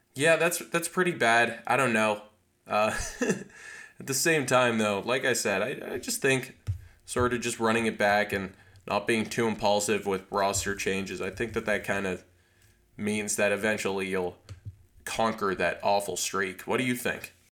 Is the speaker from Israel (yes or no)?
no; Canada; I'm Canadian